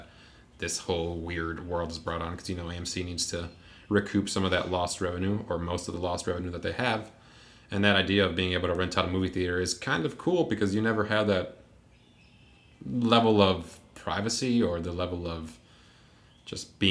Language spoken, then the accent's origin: English; Puerto Rico; moved away; I remember growing up in Puerto Rico, I would go watch movies in English, even though they also had them dubbed in Spanish